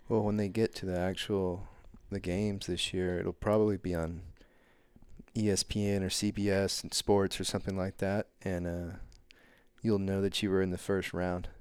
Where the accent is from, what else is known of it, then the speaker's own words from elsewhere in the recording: Canton, Texas, United States; moved away as an adult; I come from Canton, Texas